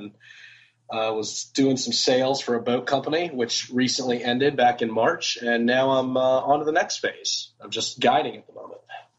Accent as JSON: {"language": "English", "town": "Gainesville", "region": "Virginia", "country": "United States", "tie": "born or raised there", "also_born_or_lived": "Vail, Colorado / Aspen, Colorado", "moved": "as an adult", "lives_now": "Richmond, United States", "said": "I am not a native to RVA. I'm a native of Gainesville, Virginia, up near where you live. Yeah. Grew up on a little tiny piece of property next to a bunch of giant farms"}